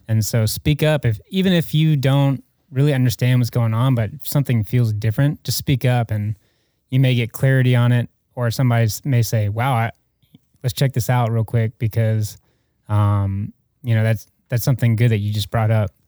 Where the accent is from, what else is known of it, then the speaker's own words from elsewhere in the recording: Atlanta, Georgia, United States; moved away as an adult; also born or lived in Alaska; now in Mobile, United States; I'm from Atlanta